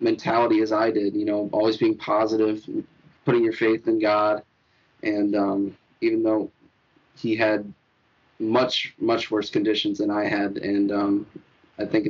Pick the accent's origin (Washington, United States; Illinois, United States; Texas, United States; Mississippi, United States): Illinois, United States; Rochelle; now in Florida, United States; my hometown, Rochelle, Illinois